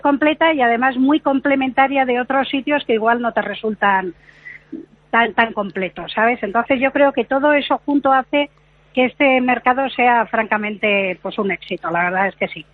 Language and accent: Spanish; Bilbao, Basque Country, Spain; yo soy de Bilbao